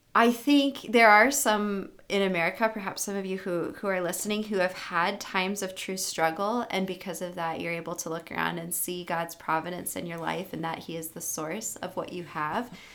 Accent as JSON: {"language": "English", "country": "United States", "also_born_or_lived": "Africa", "said": "as an American"}